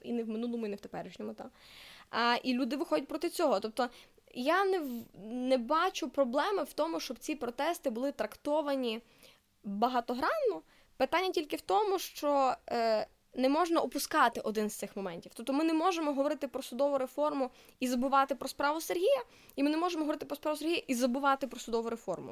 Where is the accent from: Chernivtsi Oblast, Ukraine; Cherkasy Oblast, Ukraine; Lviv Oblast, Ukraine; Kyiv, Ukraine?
Lviv Oblast, Ukraine; Lviv; also born or lived in Germany; Я народилася у Львові